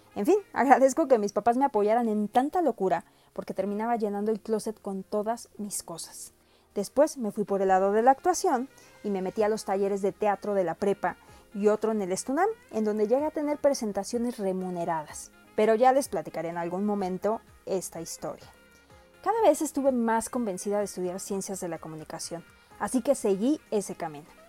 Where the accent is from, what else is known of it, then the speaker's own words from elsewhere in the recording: Mexico; Soy orgullosamente mexicana